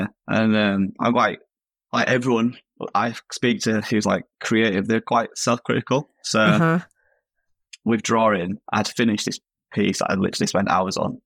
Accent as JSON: {"language": "English", "town": "Leeds", "region": "Yorkshire and the Humber", "country": "United Kingdom", "said": "I'm from Leeds in the UK"}